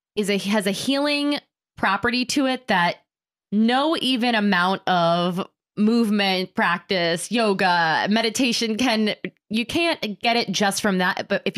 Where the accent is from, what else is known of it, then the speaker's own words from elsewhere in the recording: New York City, New York, United States; Well, I'm from New York City. I grew up in Manhattan. So I would joke that the sirens would lull me to sleep as a baby